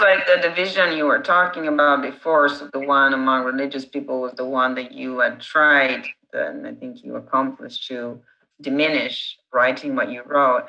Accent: Italy; English is a second language; now in United States; I'm the Italian

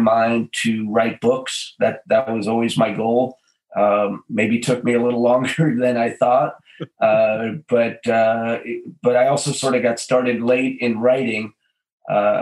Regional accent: New York City, New York, United States; moved away as an adult; now in Los Angeles, United States; I was born and raised in New York City, went to college in upstate New York, and came out to Los Angeles in 1986

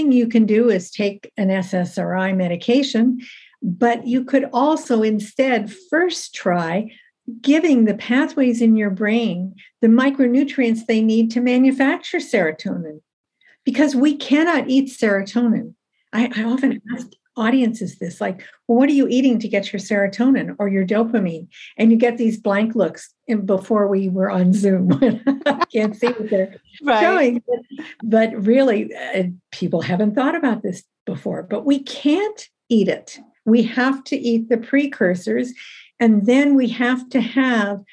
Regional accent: Ohio, United States; moved away as an adult; now in Canada; I'm in Canada. So I'm originally an American, born and raised in Ohio, trained in the States

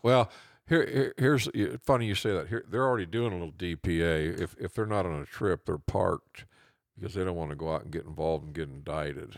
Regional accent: Norwalk, United States; my hometown, Norwalk

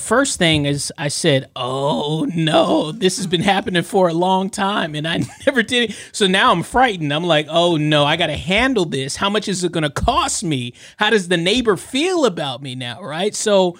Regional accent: California, United States; we're from California. My family's from California

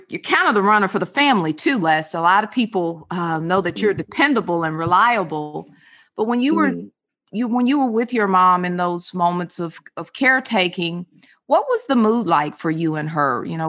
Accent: California, United States; I spent a lot of time in California growing up

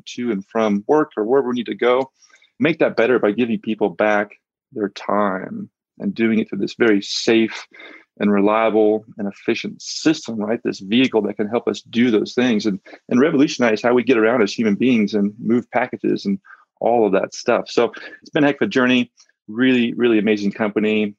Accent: Central Valley of California, United States; also born or lived in San Luis Obispo, California; I grew up in the Central Valley of California

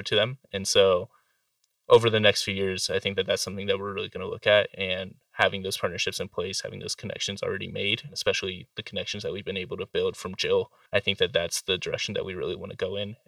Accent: Carson City, Nevada, United States; growing up in the Carson City area

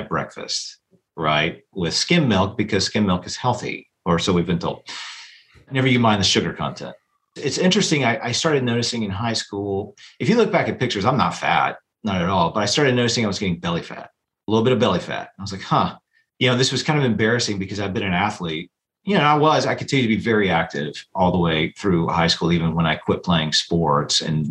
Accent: Chattanooga, Tennessee, United States; moved away as an adult; also born or lived in St. Louis, Missouri; now in Greenville, Alabama, United States; I grew up in Chattanooga, Tennessee.

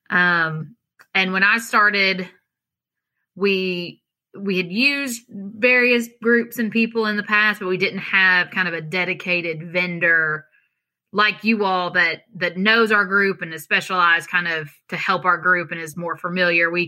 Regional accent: Kentucky, United States; I'm originally from Eastern Kentucky, um, and we moved to Central Kentucky. I guess I was older, but still in elementary school, fourth, fifth grade. So moved to Central Kentucky, and that's been my home since then.

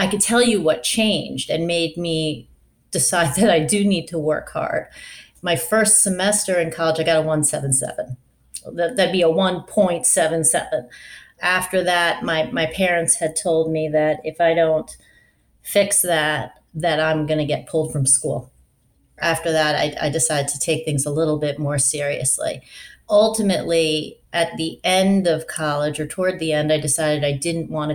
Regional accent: Long Island, New York, United States; moved away as an adult; also born or lived in Pennsylvania / Baltimore, Maryland; now in Washington, D.C., United States; I grew up in Long Island

